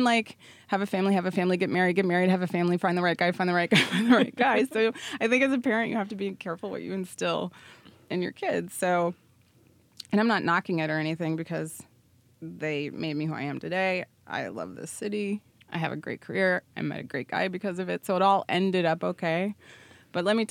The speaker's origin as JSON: {"language": "English", "town": "Cincinnati", "region": "Ohio", "country": "United States", "tie": "born or raised there", "moved": "as an adult", "lives_now": "New York, United States", "said": "growing up in Ohio"}